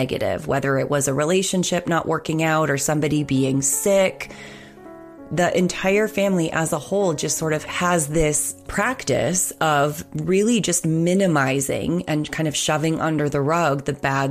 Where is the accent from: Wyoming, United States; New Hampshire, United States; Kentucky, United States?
New Hampshire, United States; Nashua; born or raised there